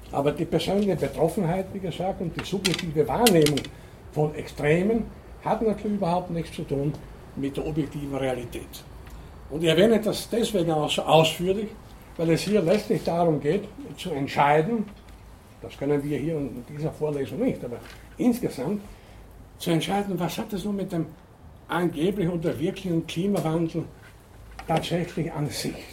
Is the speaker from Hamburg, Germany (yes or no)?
no; Munich, Bavaria, Germany; Wo komme ich her? Ich komme aus München, wie ist das Wetter?